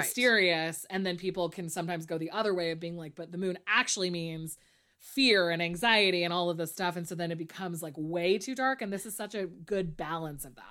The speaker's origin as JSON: {"language": "English", "area": "near Santa Cruz", "region": "California", "country": "United States", "tie": "born or raised there", "said": "Santa Cruz, which is very close to my hometown"}